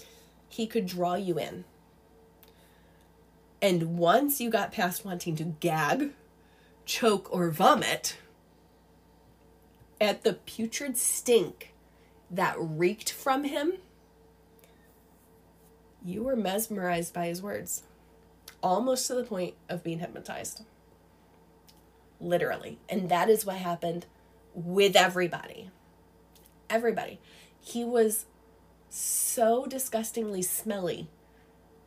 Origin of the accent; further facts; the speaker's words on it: New York, United States; I grew up in New York